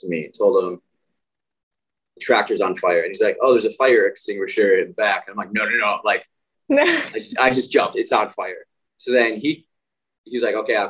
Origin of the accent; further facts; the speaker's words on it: Midwest, United States; moved away; growing up in the Midwest as guys